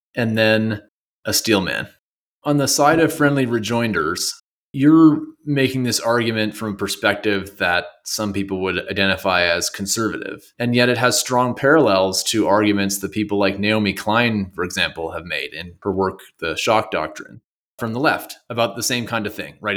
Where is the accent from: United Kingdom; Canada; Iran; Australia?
Canada; now in United States; I'm from Canada